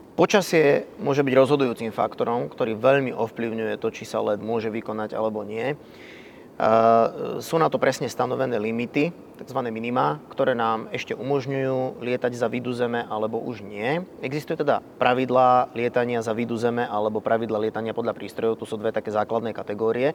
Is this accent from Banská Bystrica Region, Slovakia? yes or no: yes; Banská Bystrica, Banská Bystrica Region, Slovakia; Som rodákom z Banskej Bystrice. Letecká základňa Sliač a letisko Sliač boli len pár kilometrov vzdialené od uh, môjho paneláku, v ktorom som vyrastal